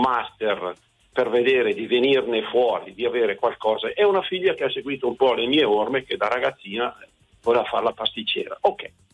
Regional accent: Saronno, Lombardy, Italy; io sono un ex sottochef eh, che lavoravo a Milano, sono di Saronno, ho 62 anni

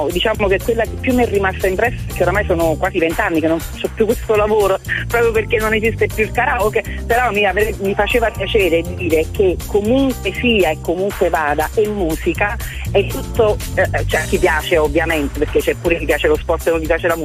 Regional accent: Salerno, Campania, Italy; ero con il mio ex marito all'epoca, quindi io sono di Salerno, facevamo bellissime serate.

